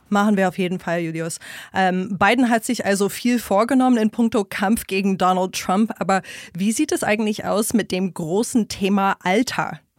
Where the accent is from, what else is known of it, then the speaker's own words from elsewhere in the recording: New York, United States; moved away as an adult; also born or lived in Washington, D.C.; now in Berlin, Germany; Ich bin gebürtige Amerikanerin aus dem Bundesstaat New York